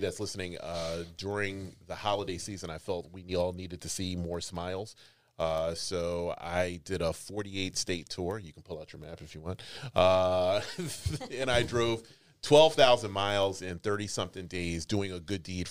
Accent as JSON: {"language": "English", "town": "Philadelphia", "region": "Pennsylvania", "country": "United States", "said": "I said, Philadelphia."}